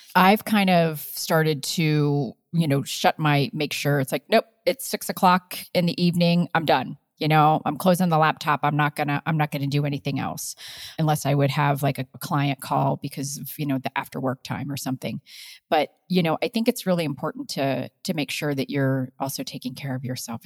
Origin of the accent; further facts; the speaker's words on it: Midwest, Ohio, United States; moved away as an adult; now in Colorado, United States; I come from the Midwest